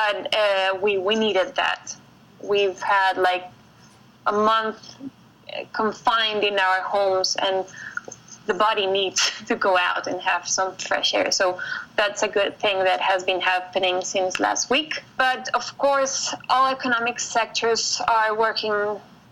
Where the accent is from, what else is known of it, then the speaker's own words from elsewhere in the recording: Colombia; also born or lived in Bogota; I'm from Colombia.